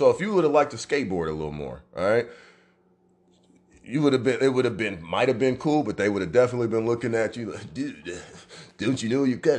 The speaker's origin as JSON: {"language": "English", "town": "Omaha", "region": "Nebraska", "country": "United States", "tie": "born or raised there", "said": "my hometown here in Omaha, Nebraska."}